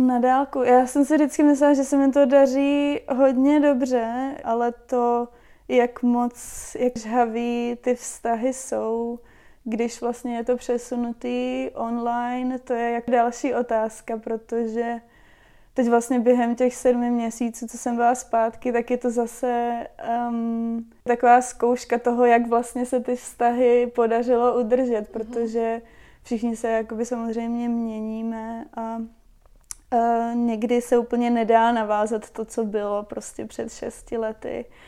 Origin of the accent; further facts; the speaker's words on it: Czechia; moved away as an adult; also born or lived in Wellington, New Zealand; než jsem odjela z Čech, tak jsem vždycky pracovala v kanceláři